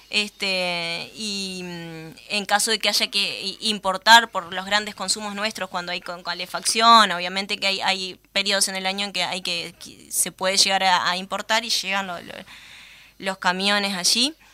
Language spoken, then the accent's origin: Spanish; Uruguay; nosotros, como uruguayos